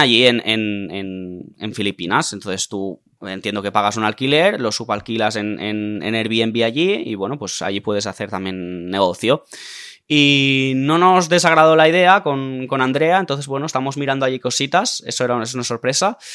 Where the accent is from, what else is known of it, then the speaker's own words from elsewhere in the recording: Tarragona, Catalonia, Spain; also born or lived in Cambrils; somos de Tarragona